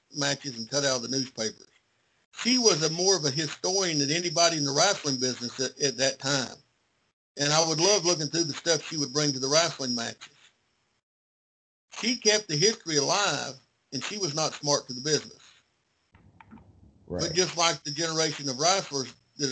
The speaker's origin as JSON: {"language": "English", "town": "Kingsport", "region": "Tennessee", "country": "United States", "tie": "born or raised there", "also_born_or_lived": "Fall Branch, Tennessee", "said": "in the city that I was born in, Kingsport, I live outside the city, but I consider it my hometown"}